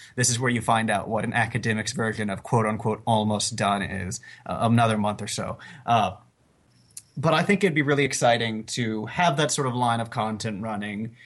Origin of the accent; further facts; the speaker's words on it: South Carolina, United States; now in Staten Island, United States; I am from South Carolina. I just live in Staten Island.